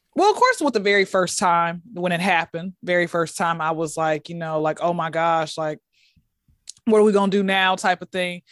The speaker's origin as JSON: {"language": "English", "town": "Atlanta", "region": "Georgia", "country": "United States", "tie": "born or raised there", "said": "Born and raised in Atlanta, Georgia."}